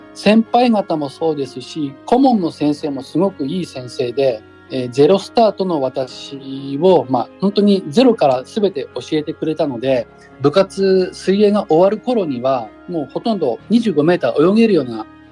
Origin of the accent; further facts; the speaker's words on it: Nagano, Japan; moved away as an adult; also born or lived in Miyakojima, Okinawa; now in Ina, Japan; 地元長野